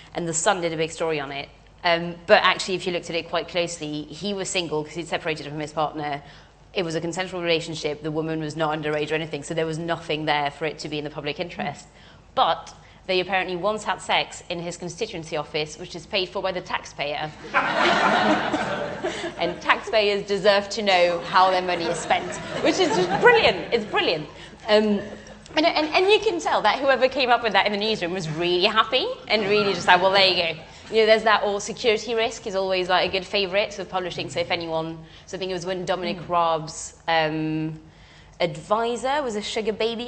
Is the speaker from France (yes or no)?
yes; France; now in United Kingdom; I'm French as well and grew up in France